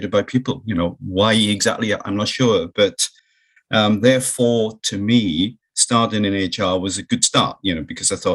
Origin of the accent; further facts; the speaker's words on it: South Wales, United Kingdom; it's very much a mining community that I was brought up in Wales.